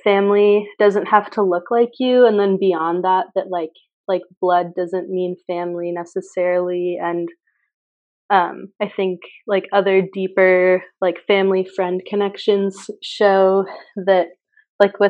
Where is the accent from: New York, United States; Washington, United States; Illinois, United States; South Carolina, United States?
Washington, United States; Mount Vernon; I'm from Mount Vernon, Washington, so like all evergreens and stuff like